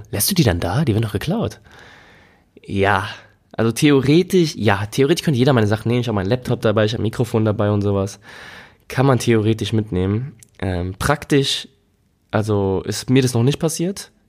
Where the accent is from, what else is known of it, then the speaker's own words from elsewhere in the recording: Germany; Und ich meine, hier als Deutsche, glaube ich, geht's noch.